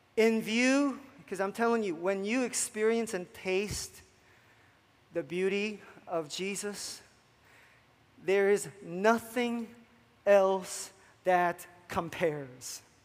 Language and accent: English; New Jersey, United States; moved away; i come from South Jersey where it becomes a huge issue